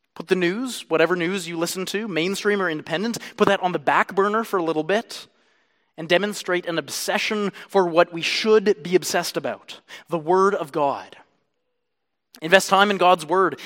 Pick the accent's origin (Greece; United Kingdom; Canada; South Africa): Canada; I am a Canadian